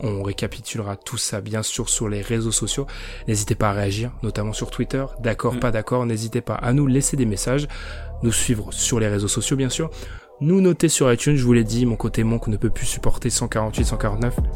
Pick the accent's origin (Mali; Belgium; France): France; je suis français